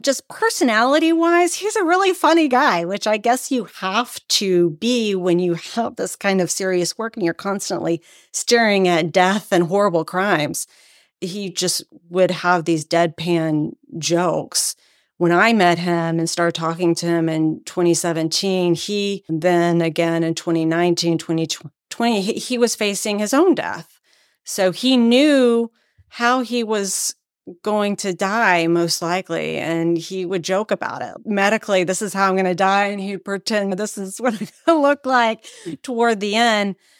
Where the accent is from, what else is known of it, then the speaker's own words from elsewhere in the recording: Texas, United States; moved away as an adult; also born or lived in Washington, D.C.; now in Maryland, United States; I come from Texas originally